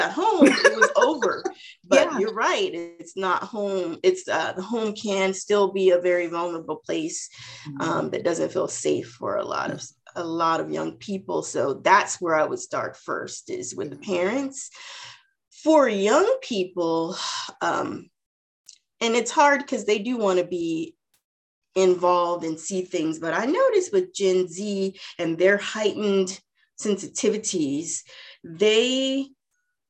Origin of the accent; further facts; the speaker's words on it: Southern California, United States; accent: Southern; That's the only South we're from, Southern California